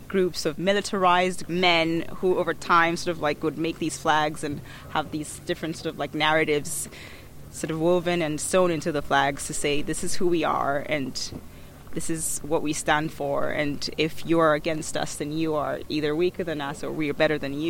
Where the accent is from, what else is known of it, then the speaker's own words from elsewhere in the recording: Ghana; also born or lived in Accra / United States; as a Ghanaian woman